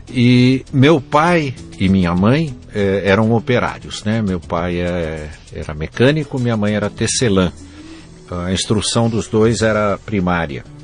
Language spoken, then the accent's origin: Portuguese; Jundiaí, São Paulo, Brazil; born there